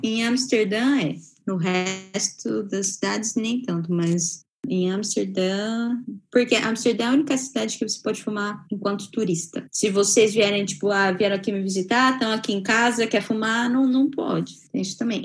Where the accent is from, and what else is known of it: Brazil; moved away